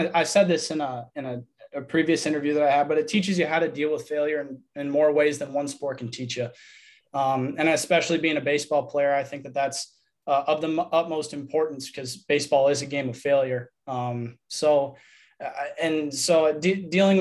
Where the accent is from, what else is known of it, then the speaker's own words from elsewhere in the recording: Verona, Wisconsin, United States; I'm from Verona, Wisconsin. I went to Verona High School